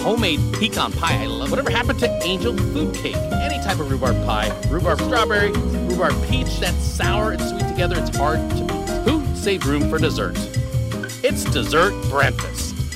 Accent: Nebraska, United States; one of our priests when I was growing up in Nebraska

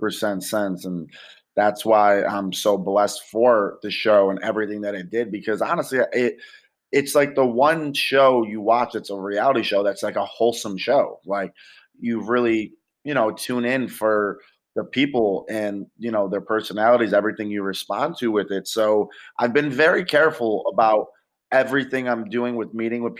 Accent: Rochester, New York, United States; moved away as an adult; now in Los Angeles, United States; went back to my hometown in Rochester

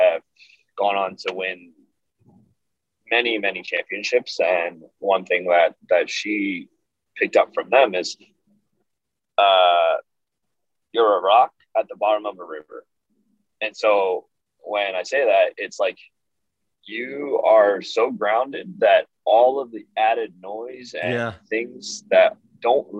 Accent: Woodbury, New Jersey, United States; my hometown of Woodbury

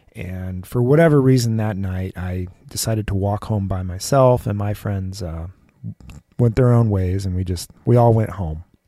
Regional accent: Southern California, United States; I grew up in Southern California

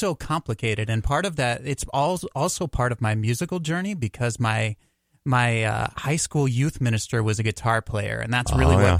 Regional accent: Dayton, Ohio, United States; moved away as an adult; I'm originally from Dayton, Ohio.

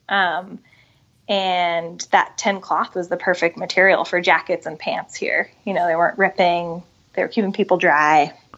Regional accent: Bigfork, Montana, United States; moved away as an adult; now in Seattle, United States; grew up in Northwest Montana.

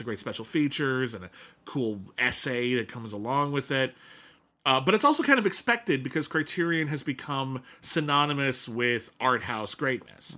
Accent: Pasadena, California, United States; when I was growing up in Pasadena, California

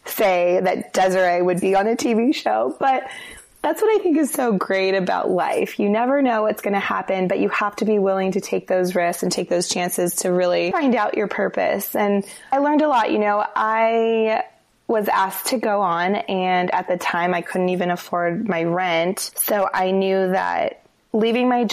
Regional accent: Denver, Colorado, United States; moved away as an adult; also born or lived in Los Angeles, United States / Santa Monica, United States; now in Seattle, United States; I grew up in Denver

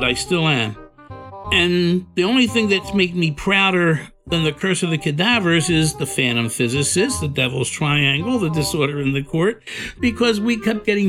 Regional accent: Philadelphia, Pennsylvania, United States; Born and raised in South Philadelphia, right there in that Italian ghetto.

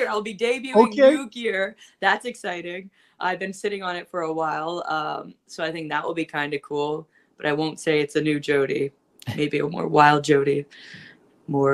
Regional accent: Don Kolov Arena hometown, Ontario, Canada; my hometown.

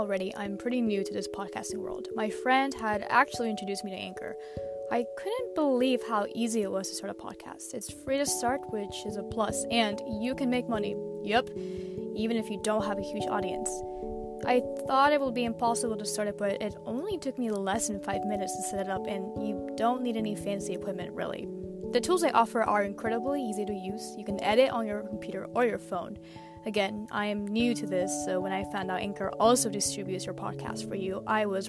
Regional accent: Panama; also born or lived in Costa Rica; now in Texas, United States; I was born in Costa Rica, and then at the age of 5, my mom and I moved to Panama.

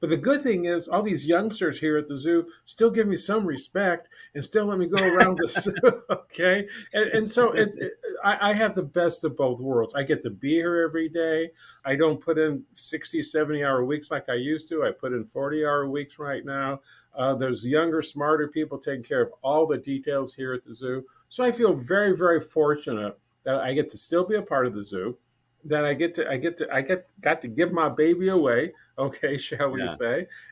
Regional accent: South Bend, Indiana, United States; moved away as an adult; now in Lincoln, United States; I started volunteering in my hometown zoo in South Bend, Indiana when I was 15

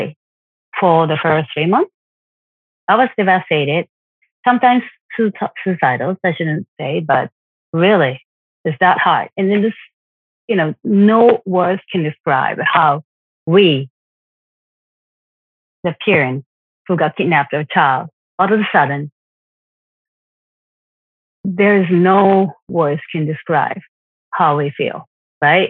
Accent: Japan; I'm from Japan

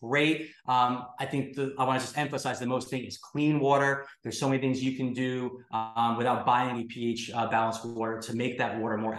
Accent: New York City, New York, United States; I'm from New York City where they found Prozac in our drinking water

